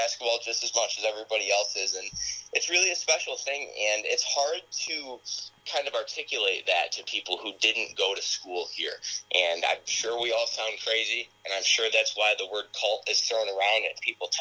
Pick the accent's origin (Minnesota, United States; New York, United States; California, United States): New York, United States; Perry; I'm from a small town in upstate New York. I'm from Perry, New York.